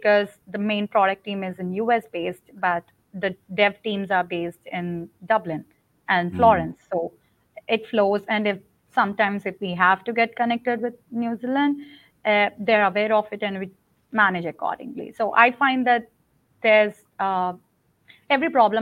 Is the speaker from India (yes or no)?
yes; India; moved away as an adult; I'm from India, okay. So I worked in India and came here